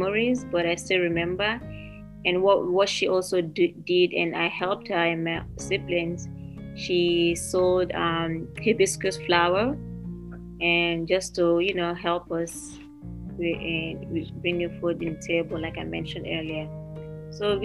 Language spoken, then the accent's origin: English; Lagos, Nigeria; also born or lived in Sierra Leone / Ogun State, Nigeria / Pennsylvania, United States; now in United States; I moved from Sierra Leone to Nigeria when I was about 3 or 4 years old. I grew up in Nigeria. I lived in the city of Lagos